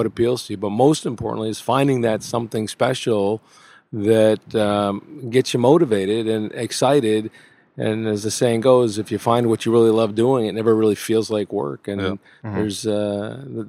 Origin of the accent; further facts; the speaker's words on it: New Milford, New Jersey, United States; I grew up in New Milford, New Jersey, a suburban New York City town